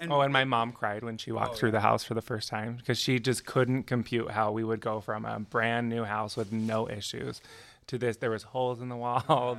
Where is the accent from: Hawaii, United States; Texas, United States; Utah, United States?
Utah, United States; Clearfield; also born or lived in Provo, Utah; now in Ogden, United States; I'm from Provo originally, and my mom moved me and my three sisters up to Davis County, so Clearfield, um, when I was like eight, I think, eight or nine